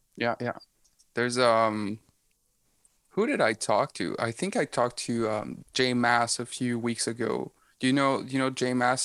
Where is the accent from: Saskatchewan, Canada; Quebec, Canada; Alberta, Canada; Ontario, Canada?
Quebec, Canada; Rimouski; I was born in Rimouski